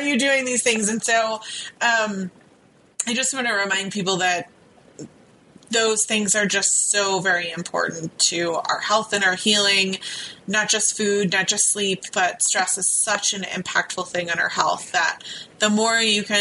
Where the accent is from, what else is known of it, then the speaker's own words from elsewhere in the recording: Virginia Beach, Virginia, United States; I grew up in Virginia Beach